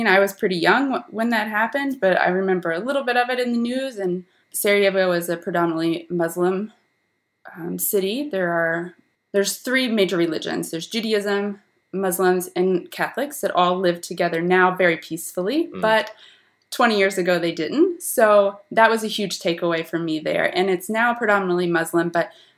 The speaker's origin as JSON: {"language": "English", "town": "Ripley", "region": "Ohio", "country": "United States", "tie": "born or raised there", "also_born_or_lived": "Belgium / Germany", "moved": "as an adult", "said": "I'm originally from a very small, tiny farming town in southern Ohio. It's less than 2,000 people. I'm from Ripley, Ohio."}